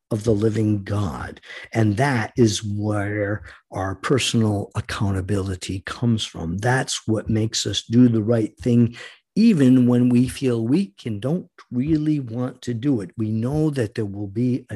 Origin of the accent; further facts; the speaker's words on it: United States; We, the American people